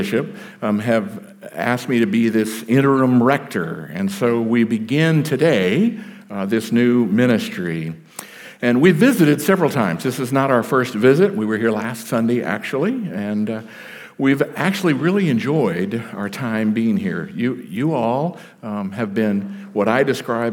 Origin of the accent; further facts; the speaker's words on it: Texas, United States; moved away; also born or lived in South Carolina; I am a Texan by birth